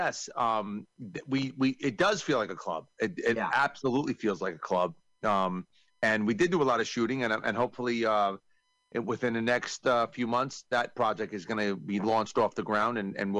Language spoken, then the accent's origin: English; New York, United States; I'm from New York